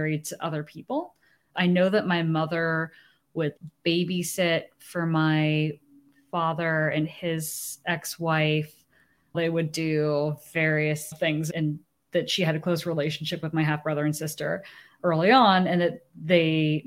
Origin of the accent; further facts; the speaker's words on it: San Francisco Bay Area, California, United States; also born or lived in Japan; I was born in Japan. That's right. Made in Japan. And they moved back to the United States after my first birthday, where they returned to the Bay Area, where both of them grew up